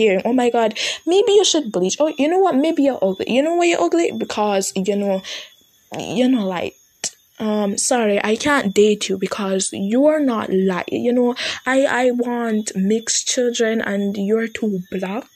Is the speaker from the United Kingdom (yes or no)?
no; Jamaica; I'm Jamaican, so I'm on Jamaican TikTok.